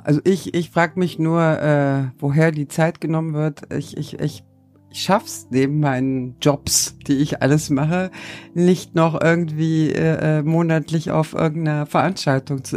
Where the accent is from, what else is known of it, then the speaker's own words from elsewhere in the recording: Turkey; moved away; als Türkin, als gebürtige